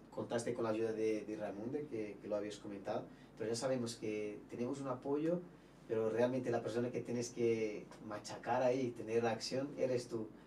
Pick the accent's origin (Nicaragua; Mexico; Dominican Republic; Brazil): Brazil; Spanish is a second language; nosotros, mira, somos productos de Brasil y hay que valorar a nosotros que somos importados